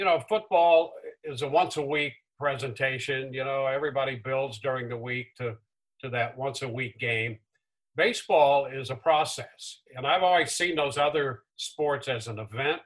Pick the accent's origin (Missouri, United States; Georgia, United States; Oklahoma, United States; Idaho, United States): Missouri, United States; St. Louis; moved away; growing up in the St. Louis area